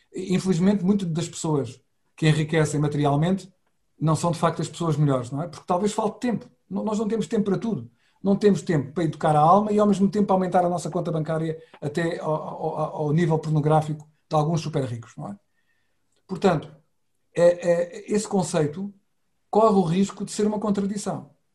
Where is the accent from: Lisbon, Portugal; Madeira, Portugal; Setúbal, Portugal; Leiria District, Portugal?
Setúbal, Portugal; na minha cidade natal, que é Setúbal